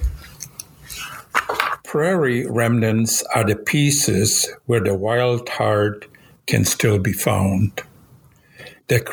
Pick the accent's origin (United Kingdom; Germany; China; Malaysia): Germany; now in United States; You might notice I have an accent. I was born in Europe. I used to be a German citizen.